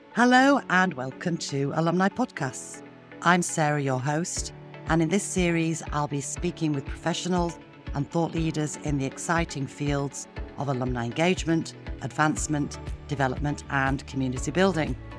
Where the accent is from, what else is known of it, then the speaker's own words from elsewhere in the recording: Sheffield, Yorkshire and the Humber, United Kingdom; accent: northern; I'm from the north myself, as you can probably hear in my accent, and growing up in Yorkshire, in, in Sheffield